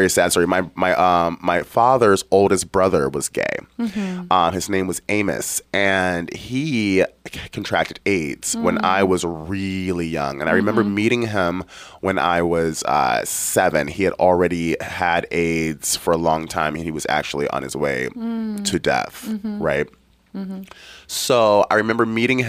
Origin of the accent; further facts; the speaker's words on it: Detroit, Michigan, United States; I grew up in Detroit, Michigan